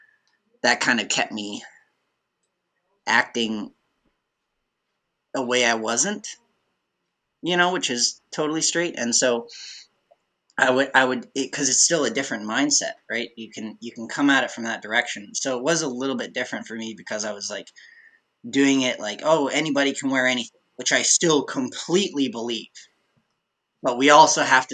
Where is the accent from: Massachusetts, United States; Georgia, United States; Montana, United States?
Montana, United States; Billings; growing up in Billings, Montana